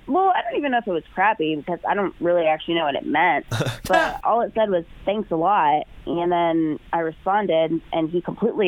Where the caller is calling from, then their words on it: Beavercreek, Ohio, United States; I'm calling from Beaver Creek.